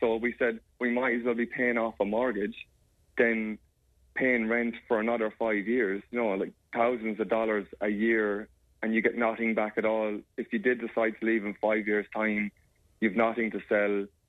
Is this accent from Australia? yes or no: yes; Australia; Because I'm an Australian citizen, and so is my daughter.